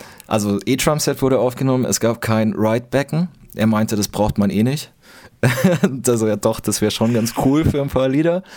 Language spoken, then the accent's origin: German; Bavaria, Germany; moved away; ich komm aus Bayern